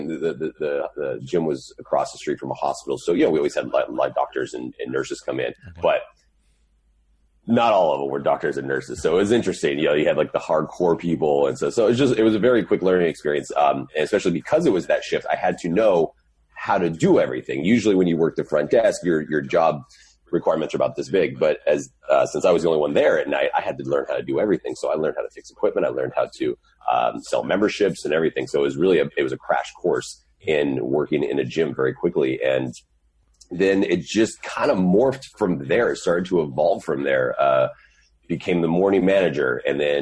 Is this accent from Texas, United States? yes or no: yes; West Texas, United States; moved away as an adult; also born or lived in Lubbock, Texas; now in Southern California, United States; growing up most of my life, though, in West Texas, graduated high school